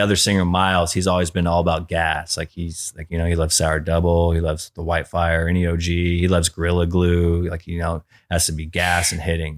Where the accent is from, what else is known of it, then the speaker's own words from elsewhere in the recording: San Diego, California, United States; we are from Ocean Beach, the same town as them